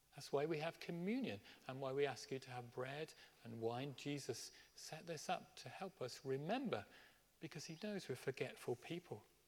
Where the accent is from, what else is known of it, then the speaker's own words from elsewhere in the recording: Birmingham, West Midlands, United Kingdom; I grew up in Birmingham